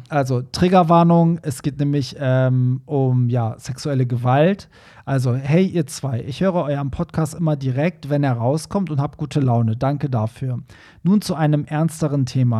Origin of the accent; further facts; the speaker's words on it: Tehran, Tehran Province, Iran; moved away; in einer Metropole wie Teheran aufgewachsen ist, so wie ich